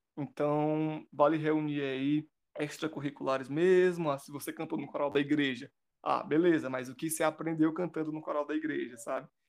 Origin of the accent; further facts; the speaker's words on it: Cascavel, Ceará, Brazil; eu sou de Cascavel, então eu vou e volto de ônibus universitário